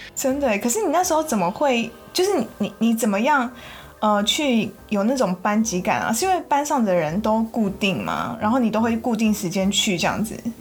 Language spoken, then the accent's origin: Chinese; Taiwan; first language Chinese; moved away; 我们台湾人，就是从小又都会一直在学外语